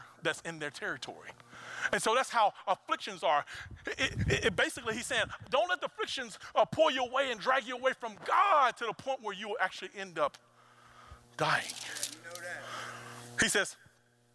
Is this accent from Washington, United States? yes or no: no; Mississippi, United States; I'm a boy from Mississippi